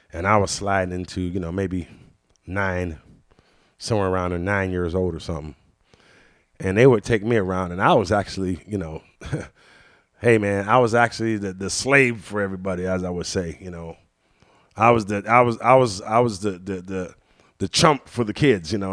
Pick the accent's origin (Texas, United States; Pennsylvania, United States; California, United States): Pennsylvania, United States; Washington; also born or lived in Pittsburgh, Pennsylvania; Washington, Pennsylvania, but that's where I was actually born